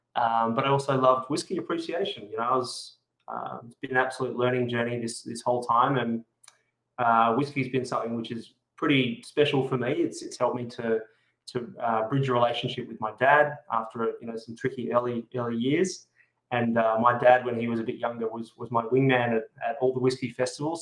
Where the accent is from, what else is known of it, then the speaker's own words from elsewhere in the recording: Adelaide, South Australia, Australia; now in Sydney, Australia; Adelaide's actually my hometown